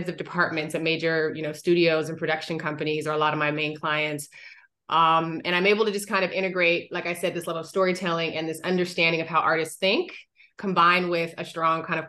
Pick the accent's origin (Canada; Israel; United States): United States; Seattle, Washington; I am originally from the Pacific Northwest, little Black girl from Seattle, who loved kind of getting lost in books when it rained